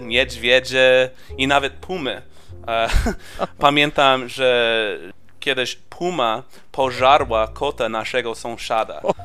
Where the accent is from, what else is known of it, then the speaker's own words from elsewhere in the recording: California, United States; moved away; ja urodziłem się w Kalifornii i ja się wychowałem w małej wiosce